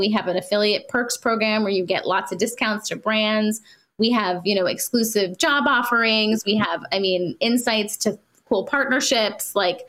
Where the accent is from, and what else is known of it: India